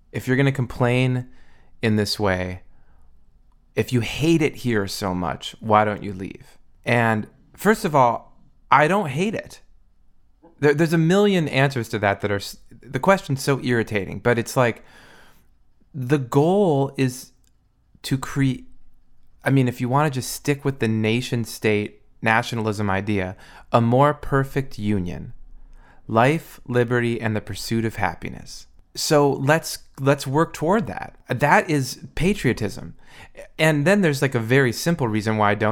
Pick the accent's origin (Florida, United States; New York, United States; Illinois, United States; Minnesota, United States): Minnesota, United States; now in California, United States; I'm from Minnesota.